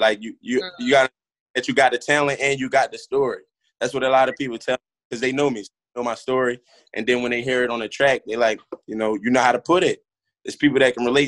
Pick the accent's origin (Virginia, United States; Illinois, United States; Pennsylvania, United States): Pennsylvania, United States; Philadelphia; I'm from Philly. I'm from Topside Somerville, which is in uptown if you're not from Philly